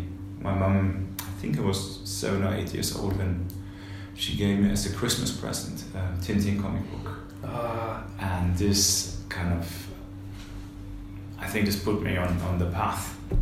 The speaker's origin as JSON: {"language": "English", "town": "Simmersheim", "region": "Baden-Württemberg", "country": "Germany", "tie": "born or raised there", "second_language": "English", "said": "I was born in Stuttgart, in Germany, and I grew up in the countryside, in a small village close to Stuttgart. The place is called Simmersheim, and it's at the edge of the Black Forest."}